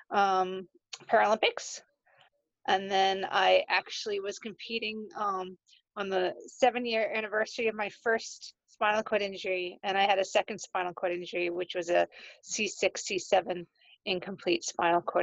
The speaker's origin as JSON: {"language": "English", "town": "Danvers", "region": "Massachusetts", "country": "United States", "also_born_or_lived": "Ireland", "said": "I'm from Danvers, Massachusetts, and I spend about half my time in Ireland."}